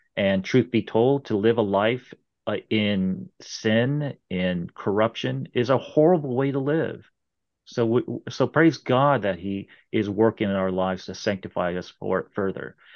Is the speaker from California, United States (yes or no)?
yes; Irvine, California, United States; moved away; I was, uh, uh, uh, practically born and raised in Southern California